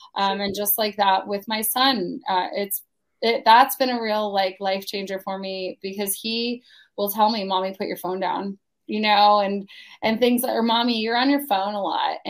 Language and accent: English; Pennsylvania, United States; now in Palm Coast, United States; I am originally from Pennsylvania. I went, I grew up there, did not like shoveling snow